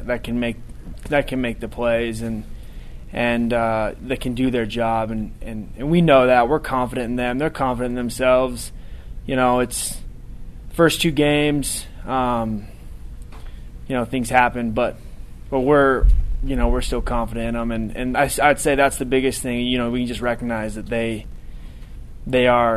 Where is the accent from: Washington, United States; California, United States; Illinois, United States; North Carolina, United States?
Washington, United States; moved away as an adult; I grew up in Washington